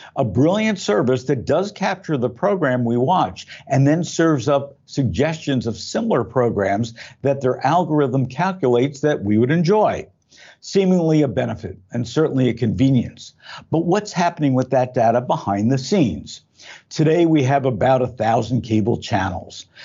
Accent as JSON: {"language": "English", "town": "Belleville", "region": "New Jersey", "country": "United States", "tie": "born or raised there", "moved": "yes", "lives_now": "Southern California, United States", "said": "I grew up in Belleville, New Jersey"}